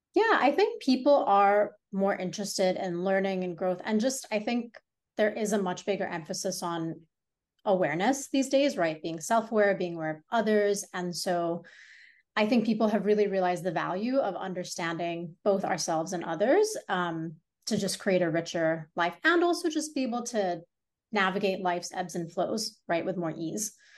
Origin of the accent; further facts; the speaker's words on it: Hong Kong; also born or lived in India; now in New York City, United States; I was born and raised in Hong Kong